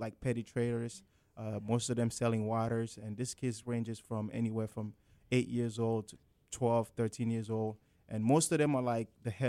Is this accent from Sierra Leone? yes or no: yes; Sierra Leone; I'm from Sierra Leone, West Africa, and Sierra Leone is located on the west coast of Africa, by the Atlantic Ocean.